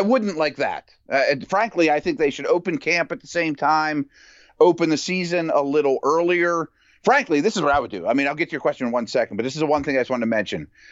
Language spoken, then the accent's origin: English; Pittsburgh, Pennsylvania, United States; I'm from Pittsburgh